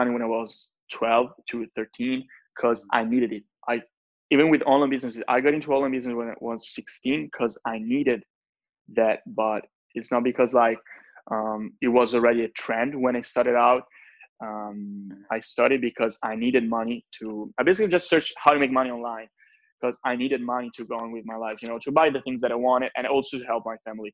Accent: Italy; English is a second language; I'm from Italy

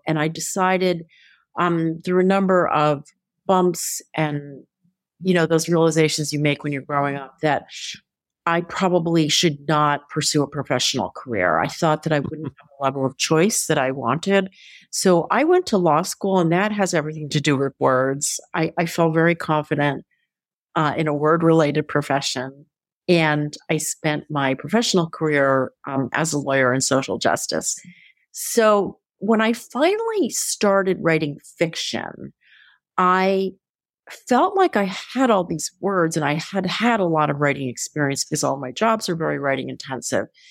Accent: Philadelphia, Pennsylvania, United States; Philadelphia is my hometown

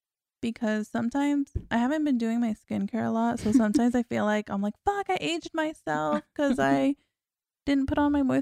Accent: Arizona, United States; I'm from Arizona.

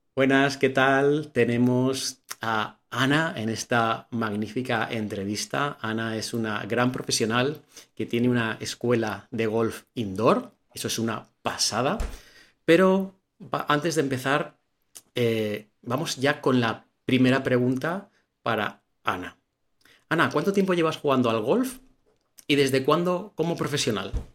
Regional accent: Valencia, Valencian Community, Spain; yo soy de Valencia

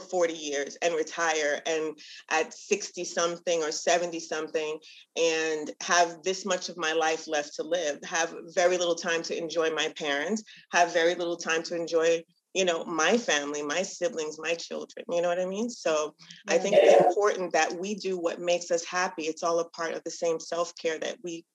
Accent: Barbados; we're from Barbados

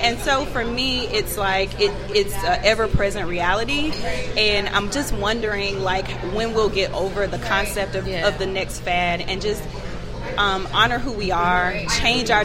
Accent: Alabama, United States; now in Atlanta, United States; I'm originally from Alabama, but I've been in Atlanta for about the last 18 years.

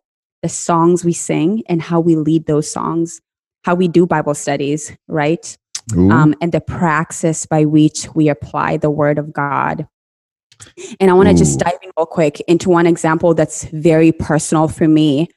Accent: Kenya; I grew up in Kenya, and when I was growing up, the prosperity gospel was the in thing

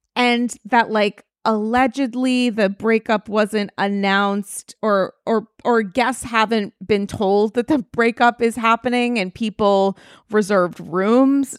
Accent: New York, United States; as a New Yorker

